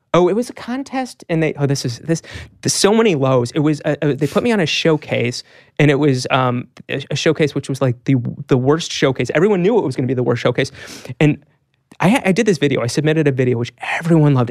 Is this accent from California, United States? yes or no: no; Pennsylvania, United States; growing up in Pennsylvania